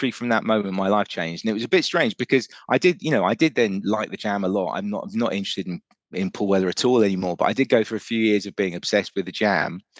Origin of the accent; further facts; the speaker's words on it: Germany; moved to um, Germany, so we grew up. I grew up really in Germany.